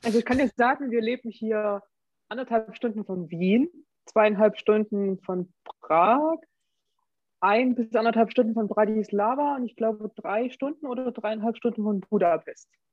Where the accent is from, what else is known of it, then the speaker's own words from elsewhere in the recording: Germany; Als Deutscher